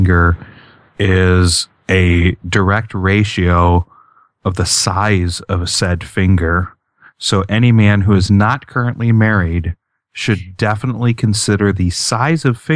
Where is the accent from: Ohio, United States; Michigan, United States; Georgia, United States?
Michigan, United States; now in Florida, United States; I'm from Michigan